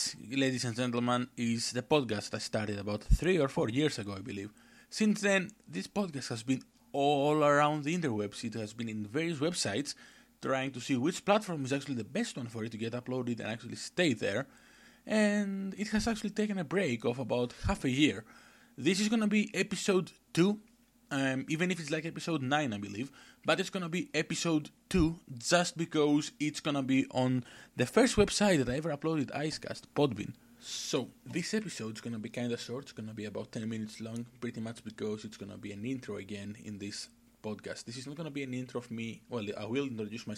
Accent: Greece; English is a second language; I'm from Greece, hence the weird accent and the lack of English knowledge.

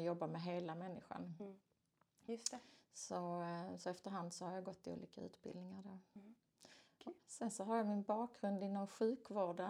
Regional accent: Skåne, Sweden; jag är en skåning

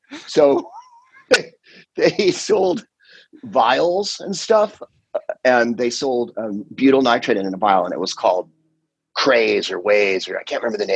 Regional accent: San Carlos, California, United States; my hometown of San Carlos

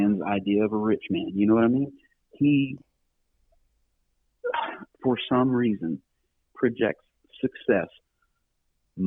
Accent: Enterprise, Alabama, United States; moved away; also born or lived in Georgia; I was born in Georgia, but I got to Alabama as soon as I could. I grew up in Enterprise, Alabama.

